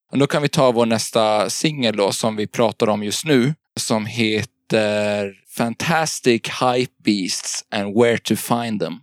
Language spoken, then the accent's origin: Swedish; Gotland, Sweden; also born or lived in Småland / Gothenburg; now in Stockholm, Sweden; Jag är från Gotland från början. Och har bott lite i Småland och Göteborg, men nu bor jag i Stockholm.